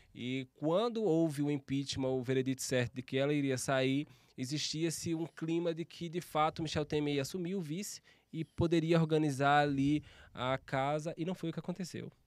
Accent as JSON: {"language": "Portuguese", "region": "interior of Alagoas", "country": "Brazil", "tie": "born or raised there", "moved": "as an adult", "lives_now": "São Paulo, Brazil", "said": "Eu passei, morei praticamente minha vida inteira no interior de Alagoas"}